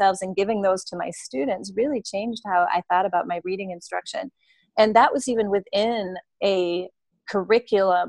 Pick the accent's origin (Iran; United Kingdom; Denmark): Denmark; now in United States; I grew up in Denmark, and in Denmark, our reading instruction was quite different than the one here in the U.S.